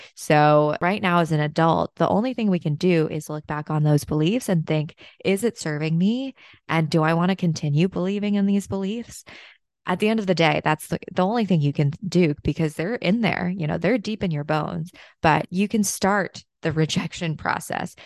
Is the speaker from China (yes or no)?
yes; China; moved away; my hometown in China